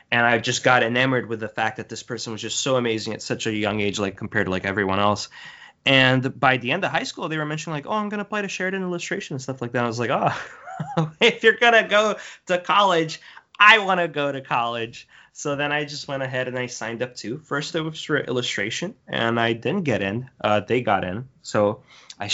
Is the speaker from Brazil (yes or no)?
yes; Brazil; now in Canada; I come from Brazil. I was born and raised there. We moved around in Brazil a lot, but that's where I originally hail from.